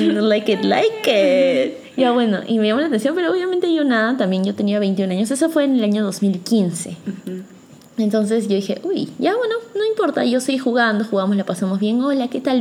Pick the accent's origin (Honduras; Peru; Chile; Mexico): Peru; yo soy peruana